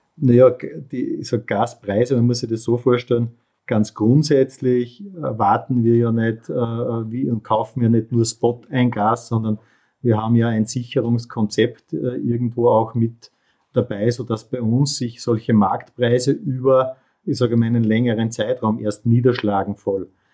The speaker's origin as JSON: {"language": "German", "area": "Mühlviertel", "region": "Upper Austria", "country": "Austria", "tie": "born or raised there", "said": "ich bin mit zwei Füßen am Boden im oberösterreichischen Müllviertel aufgewachsen"}